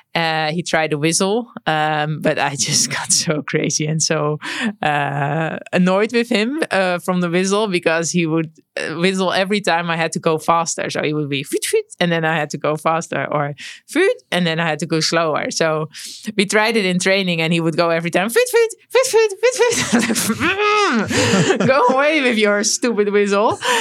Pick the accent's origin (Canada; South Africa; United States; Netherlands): Netherlands; growing up in the Netherlands, you grow up with a bike